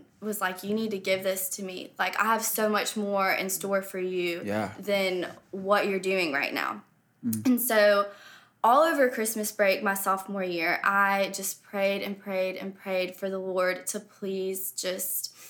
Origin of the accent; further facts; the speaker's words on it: Blythewood, South Carolina, United States; I grew up in Blythewood, South Carolina, so right down the road